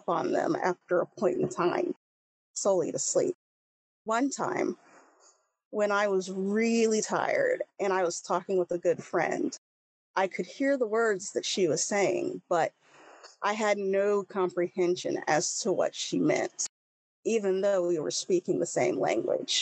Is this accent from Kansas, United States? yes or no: yes; Leavenworth, Kansas, United States; also born or lived in Missouri / Leawood, Kansas; I've lived in Kansas for most of my life. I was raised in Leavenworth, Kansas